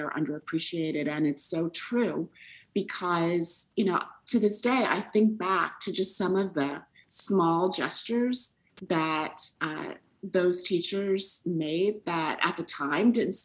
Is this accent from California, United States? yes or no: no; Detroit, Michigan, United States; moved away as an adult; I grew up in Detroit